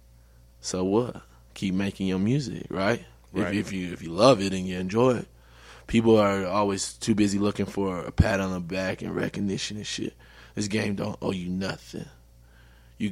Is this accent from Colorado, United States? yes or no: yes; Denver, Colorado, United States; I'm from Denver, Colorado